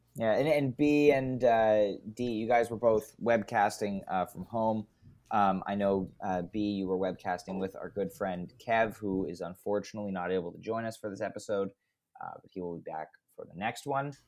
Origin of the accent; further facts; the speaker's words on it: Canada; I'm Canadian